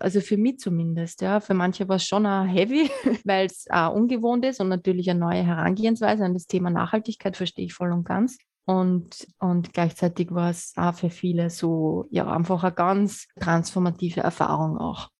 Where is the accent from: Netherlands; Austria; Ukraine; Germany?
Austria; Lower Austria; gebürtige Niederösterreicherin